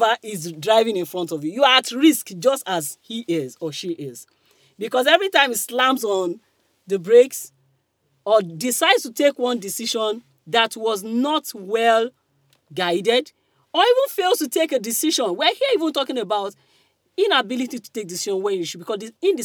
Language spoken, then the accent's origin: English; Kogi, Nigeria; I'm from Kogi. I might not be proper North. Of course, I'm not North. But they used to call us Middle Belt and the rest of them. But I'm Okun woman